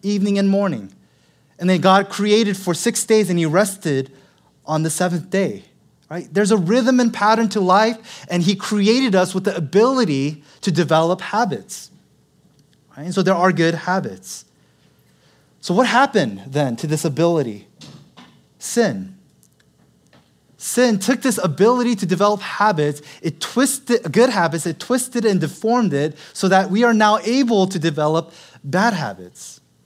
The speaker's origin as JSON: {"language": "English", "town": "Seattle", "region": "Washington", "country": "United States", "tie": "born or raised there", "moved": "yes", "lives_now": "Los Angeles, United States", "said": "I'm originally from Seattle. Born and raised, I'm a true Seattle Lite."}